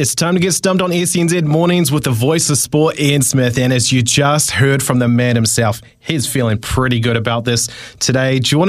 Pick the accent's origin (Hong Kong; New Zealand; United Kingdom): New Zealand; Tauranga, Bay of Plenty; Oh, I love Tauranga. That's my hometown.